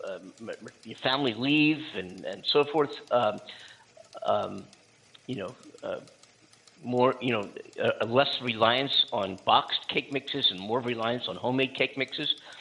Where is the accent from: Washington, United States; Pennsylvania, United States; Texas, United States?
Pennsylvania, United States; Philadelphia; moved away as an adult; now in California, United States; I am from Philadelphia